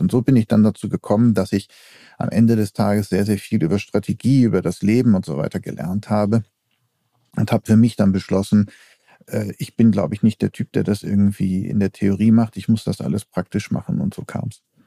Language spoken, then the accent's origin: German; Essen, North Rhine-Westphalia, Germany; also born or lived in Denmark; now in Berlin, Germany; ich bin ja auch in Essen groß geworden und das ist ja Ruhrgebiet